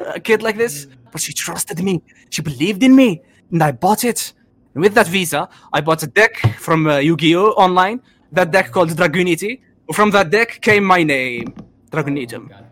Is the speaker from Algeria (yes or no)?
yes; Algeria; انا جزائري